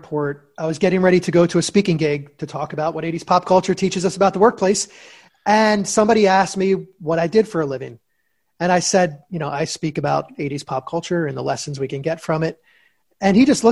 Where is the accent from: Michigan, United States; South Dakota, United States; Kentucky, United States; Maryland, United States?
Maryland, United States; Baltimore; now in Florida, United States; I'm from Baltimore originally. I grew up in Baltimore. I live in Florida now